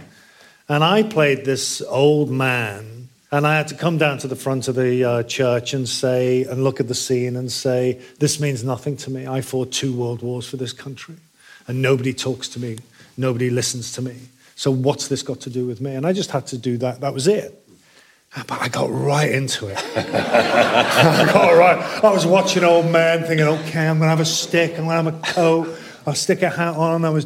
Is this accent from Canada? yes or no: no; Liverpool, North West England, United Kingdom; I grew up in Liverpool